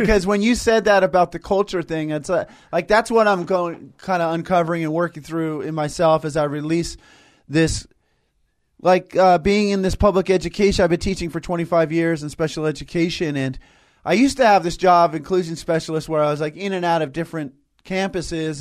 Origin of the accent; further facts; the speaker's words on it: Tustin, California, United States; Unity of Tustin, where I grew up